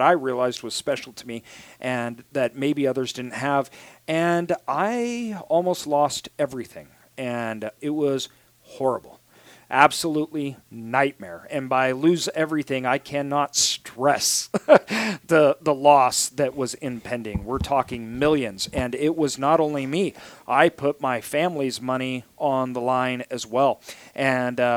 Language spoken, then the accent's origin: English; Idaho, United States; I'm from Idaho